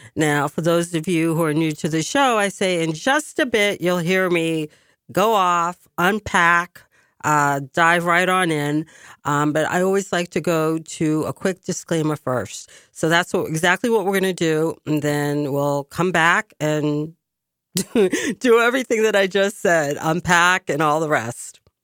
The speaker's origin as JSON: {"language": "English", "town": "Boston", "region": "Massachusetts", "country": "United States", "tie": "born or raised there", "also_born_or_lived": "France", "said": "my hometown"}